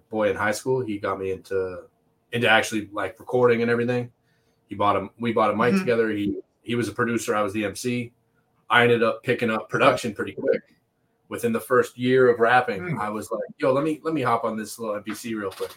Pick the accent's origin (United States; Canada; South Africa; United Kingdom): Canada; Toronto, Ontario; also born or lived in Montreal; now in Oshawa, Canada; I lived in Toronto most of my childhood, and then I moved to Oshawa, which is like Durham region, just hour outside of Toronto, and I've been living there for most mm-hmm. of my mm-hmm. teenage and adult life